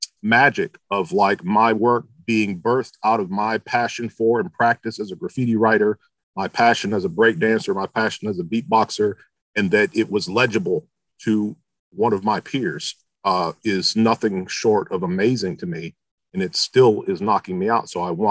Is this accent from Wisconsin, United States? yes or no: no; Philadelphia, Pennsylvania, United States; also born or lived in Michigan; But I'm originally from Michigan, but I've lived in lots of different places. And I grew up in junior high and high school in the Philadelphia area